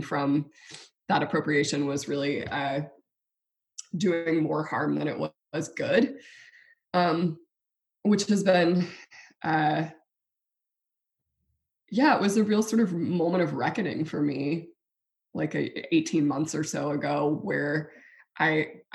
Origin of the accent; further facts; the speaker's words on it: South Louisiana, United States; I live in South Louisiana, we're Cajun